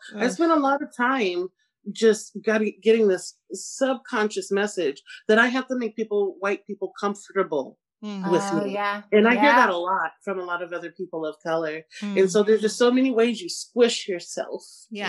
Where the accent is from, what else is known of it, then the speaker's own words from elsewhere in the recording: Pacific Northwest, United States; because I grew up in the Pacific Northwest predominantly, surrounded by whiteness